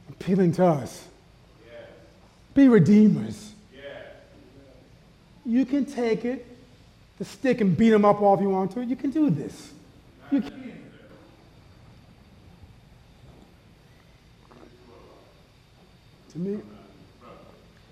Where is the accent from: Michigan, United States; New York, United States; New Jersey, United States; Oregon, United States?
New York, United States; Buffalo; now in Phoenix, United States; I'm from Buffalo, New York